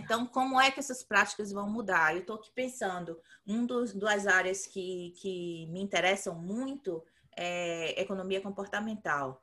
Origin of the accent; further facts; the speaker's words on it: Bahia, Brazil; moved away; eu cresci na Bahia